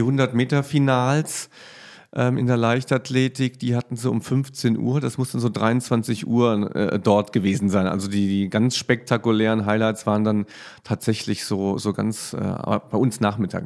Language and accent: German; Germany; bei uns in Deutschland